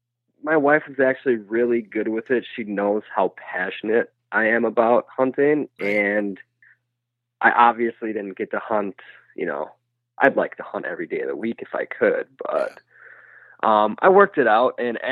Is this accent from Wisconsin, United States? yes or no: yes; Wisconsin, United States; Yeah, with my family, that's exactly what it was. My grandpa hunted.